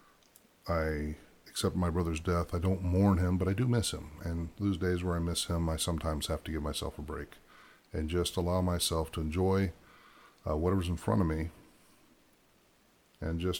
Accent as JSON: {"language": "English", "region": "Ohio", "country": "United States", "tie": "born or raised there", "also_born_or_lived": "Michigan", "moved": "yes", "said": "I grew up in Ohio for the most part, Ohio, Michigan, for a vast majority of my time"}